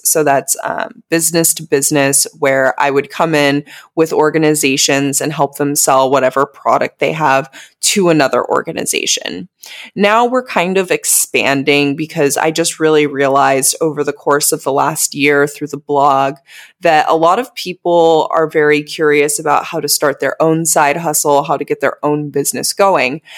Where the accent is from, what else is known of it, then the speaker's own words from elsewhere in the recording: United States; moved away as an adult; also born or lived in Southeast Asia; still making money back in my home country. 'Cause as we know in the U S